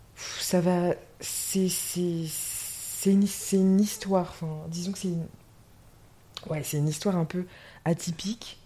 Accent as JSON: {"language": "French", "area": "Vendée", "region": "Pays de la Loire", "country": "France", "tie": "born or raised there", "also_born_or_lived": "Seoul, South Korea / Nantes", "moved": "as an adult", "lives_now": "Vendée, France", "said": "Moi, j'ai grandi en Vendée"}